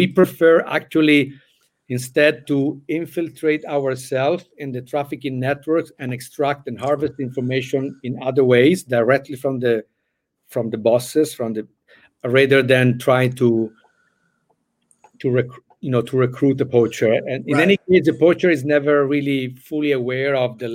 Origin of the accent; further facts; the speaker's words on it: Italy; moved away; I came from Italy